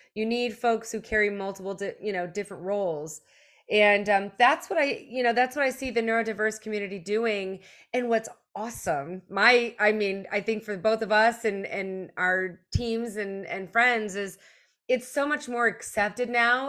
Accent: United States; also born or lived in Germany; moved here in elementary school

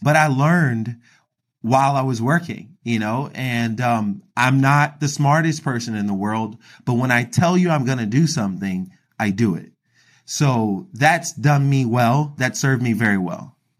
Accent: Philadelphia, Pennsylvania, United States; I grew up in Philadelphia, Pennsylvania

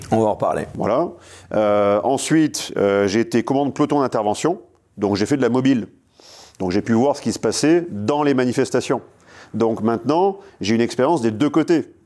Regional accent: La Seyne-sur-Mer, Provence-Alpes-Côte d'Azur, France; moved away; also born or lived in La Flèche, Sarthe; je suis né à la Seine-sur-Mer

